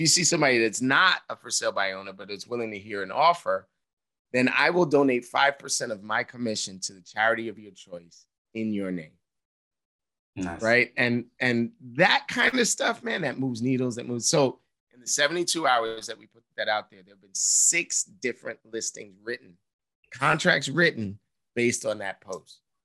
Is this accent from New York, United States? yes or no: yes; New York City, New York, United States; I'm this dude from Harlem